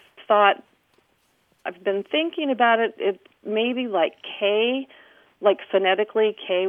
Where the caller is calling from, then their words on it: Chowan County, North Carolina, United States; I'm calling from Chowan County Library in North Carolina.